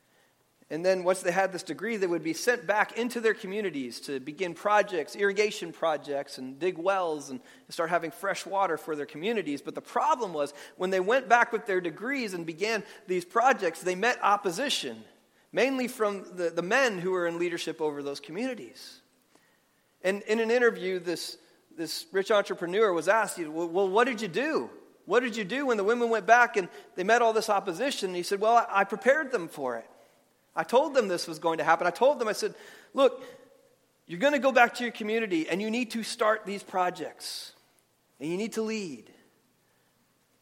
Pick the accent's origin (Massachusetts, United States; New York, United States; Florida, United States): New York, United States; moved away; where I grew up in New York, just outside the city